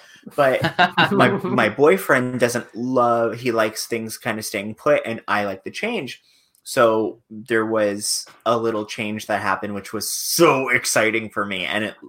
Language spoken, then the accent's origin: English; Fort Lauderdale, Florida, United States; accent: New York; also born or lived in Long Island; now in New York, United States; I was born in Long Island, but raised in Fort Lauderdale. even when I was in Fort Lauderdale, I still considered New York home. I just, mm-hmm. I had a New York accent that I got rid of in college.